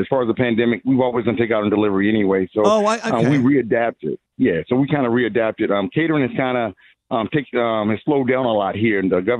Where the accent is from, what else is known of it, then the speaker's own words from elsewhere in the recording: Virginia, United States; now in Richmond, United States; I'm from the 757